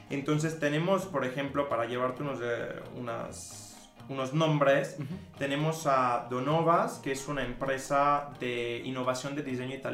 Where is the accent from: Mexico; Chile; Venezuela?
Mexico; O sea, soy mexicano, ya. No, bro. Estudié en la Universidad de las Américas Puebla